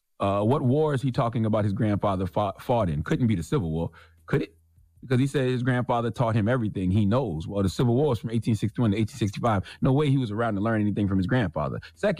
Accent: Moncks Corner, South Carolina, United States; I grew up in South Carolina, Monk's Corner to be exact, on a dirt road, 843, what's happening, okay?

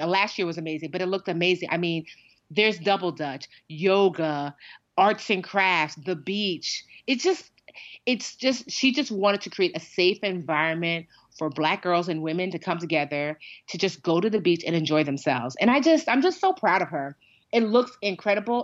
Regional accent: Westfield, United States; I grew up in Westfield largely

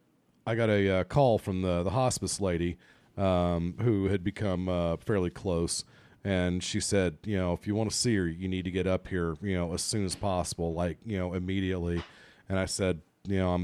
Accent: Ireland; as an Irishman

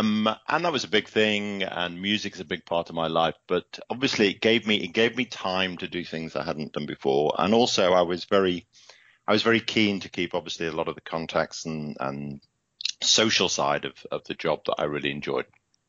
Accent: Liverpool, North West England, United Kingdom; born there; accent: British; moved away as an adult; now in Seattle, United States; Okay, so I'm, as you can hear from the accent, I'm a Brit. I currently live in Seattle and have for the last 7 years with my wife, Laura.

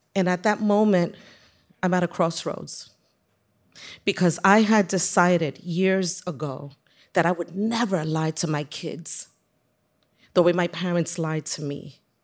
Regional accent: New York City, New York, United States; I have many fond childhood memories growing up on Hunts Point Avenue in the South Bronx

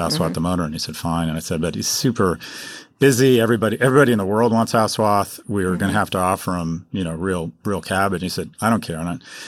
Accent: Glasgow, Scotland, United Kingdom; it's great as a Glaswegian to see Glasgow on the world stage

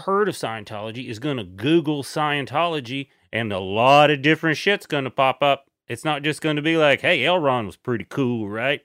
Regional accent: East Tennessee, United States; I'm from East Tennessee

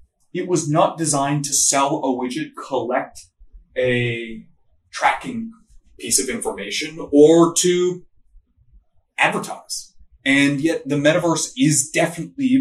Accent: Canada; I'm Canadian

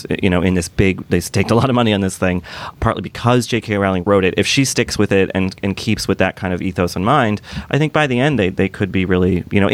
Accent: Boston, Massachusetts, United States; as a son of Massachusetts, I grew up in Boston, just south of Manchester by the Sea.

